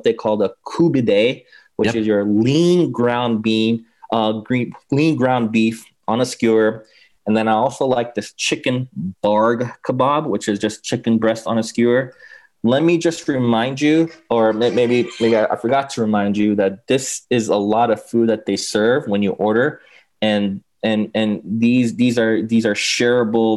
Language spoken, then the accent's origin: English; Los Angeles, California, United States; I grew up in LA. I grew up actually in West LA near, mm-hmm. near Westwood, near UCLA